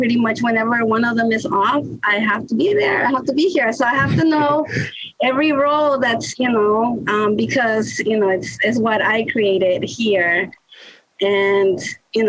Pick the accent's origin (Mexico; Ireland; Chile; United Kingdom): Mexico; Mexico City; also born or lived in New York, United States; now in Baltimore, United States; I was born in New York, but I grew up in Mexico, in the city, Mexico City, with my grandma